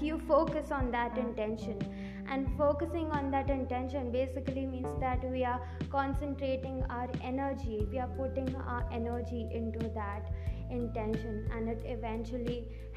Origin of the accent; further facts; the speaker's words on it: India; English is a second language; English is not my primary language. I am from India